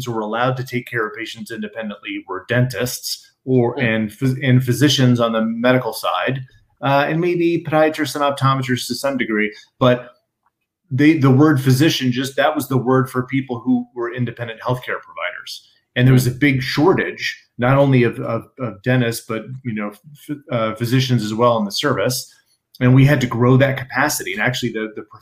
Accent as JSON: {"language": "English", "country": "United States", "said": "I'm American"}